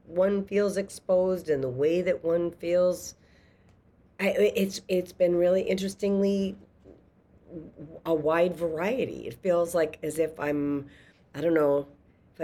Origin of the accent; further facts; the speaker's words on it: a small city in Massachusetts, United States; I'm from a small city in Massachusetts